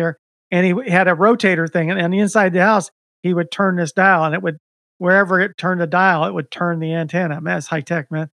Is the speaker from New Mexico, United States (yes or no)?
no; Bonita Springs, Florida, United States; also born or lived in Fort Lauderdale, Florida; I was raised in Southwest Florida